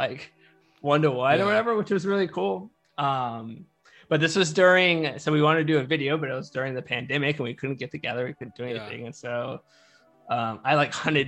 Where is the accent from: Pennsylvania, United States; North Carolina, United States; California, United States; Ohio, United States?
North Carolina, United States; I grew up in North Carolina.